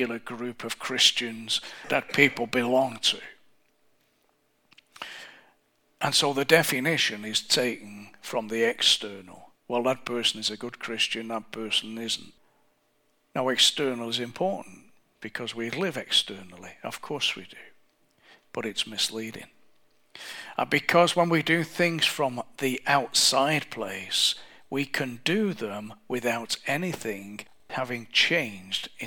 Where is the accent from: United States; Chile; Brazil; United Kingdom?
United Kingdom; England; I'm English